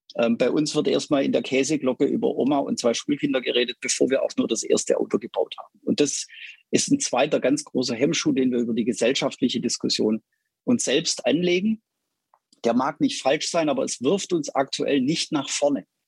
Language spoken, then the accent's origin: German; Stuttgart, Baden-Württemberg, Germany; ich bin in Stuttgart groß geworden. Man hört es, glaube ich, hin und wieder raus.